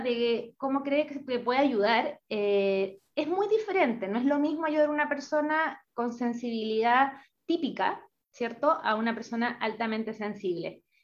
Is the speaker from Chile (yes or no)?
yes; Chile; now in Paraguay; soy chilena, pero soy una chilena bien nómada